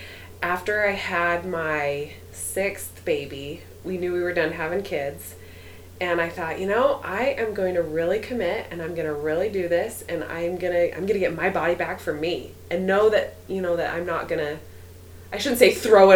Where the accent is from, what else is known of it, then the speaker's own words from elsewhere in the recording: Orem, Utah, United States; I grew up in Orem, just right around the corner